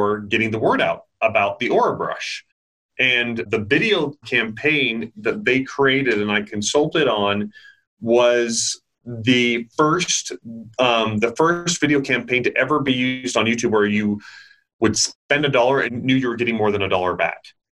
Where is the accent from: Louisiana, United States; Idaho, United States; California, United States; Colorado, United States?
Idaho, United States; My brothers and I, we grew up in Idaho and we worked on Idaho potato farms